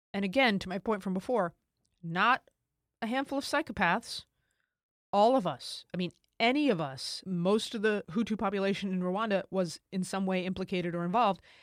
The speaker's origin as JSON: {"language": "English", "country": "United States", "said": "as an American"}